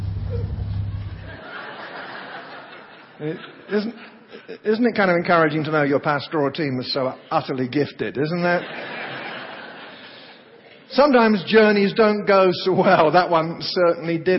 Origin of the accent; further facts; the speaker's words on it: England, United Kingdom; moved away as an adult; also born or lived in Oklahoma; now in United States; I come from England